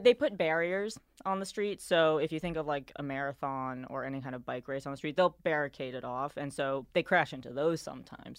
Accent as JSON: {"language": "English", "town": "New York City", "region": "New York", "country": "United States", "tie": "born or raised there", "also_born_or_lived": "Bay Area", "moved": "as an adult", "lives_now": "Charlotte, United States", "said": "I am from New York City"}